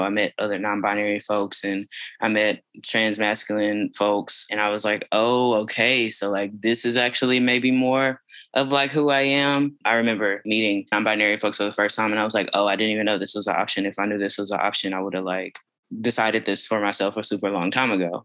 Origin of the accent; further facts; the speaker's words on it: Fort Worth, Texas, United States; also born or lived in Austin, Texas; I grew up on the east side of Fort Worth, Texas